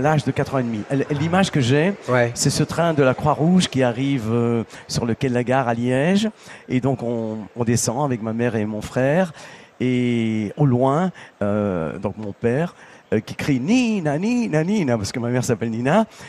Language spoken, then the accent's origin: French; Sicily, Italy; moved away; dans mon village